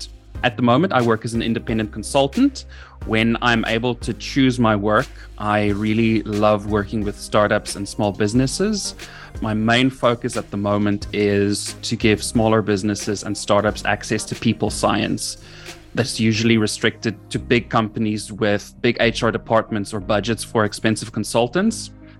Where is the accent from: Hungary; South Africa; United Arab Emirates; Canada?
South Africa; also born or lived in United Kingdom / Middle East; I am from South Africa. My accent might sound a bit funny. That's because I've lived in various parts of the world. I am in South Africa at the moment, but I'm educated in the UK.